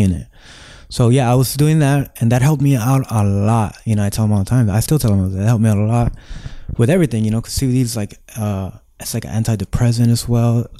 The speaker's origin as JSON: {"language": "English", "town": "Los Angeles", "region": "California", "country": "United States", "tie": "born or raised there", "said": "I grew up right here in Echo Park"}